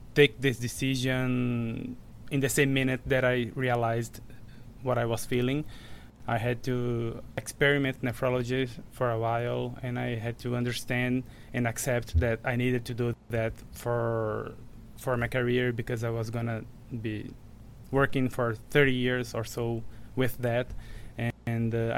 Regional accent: Rio Grande do Norte, Brazil; moved away as an adult; also born or lived in São Paulo, Brazil; now in Chicago, United States; I am a Brazilian MD. I graduated from Universidade Federal do Rio Grande do Norte in my hometown

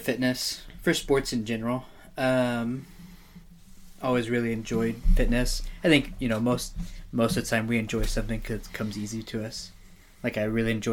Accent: Amarillo, Texas, United States; moved away as an adult; also born or lived in Houston, Texas / Nebraska / California; now in Oregon, United States; Grew up in Amarillo, graduated high school there

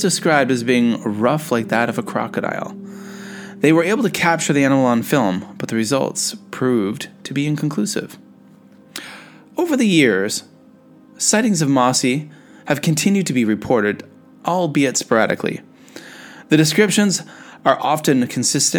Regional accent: Canada; I'm a Canadian

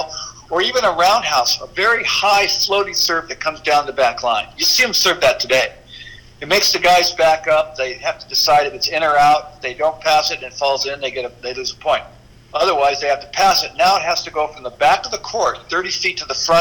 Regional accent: South Bay, California, United States; I grew up in the South Bay, so I'm working in the South Bay, PV, El Segundo, Manhattan, Hermosa, Redondo, everywhere.

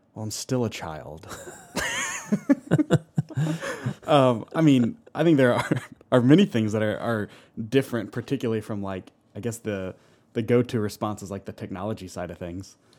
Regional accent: Alpharetta, Georgia, United States; I grew up in Alpharetta, and so I grew up right across from Wills Park

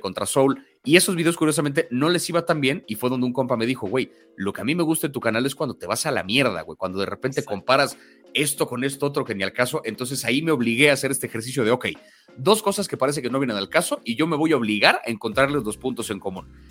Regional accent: Mexico City, Mexico; 50% español, 50% mexicano, 100% chilango. Yo sí, antes que otra cosa, me identifico como alguien de la CDMX

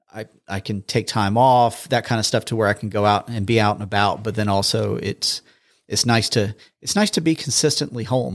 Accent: Charleston, South Carolina, United States; moved away as an adult; now in Huntsville, United States; born and raised in Charleston

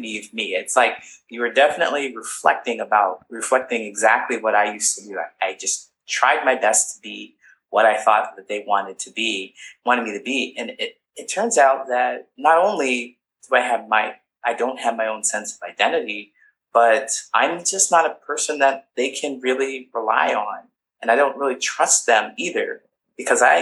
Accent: Ohio, United States; moved away as an adult; also born or lived in California; I grew up in a small town

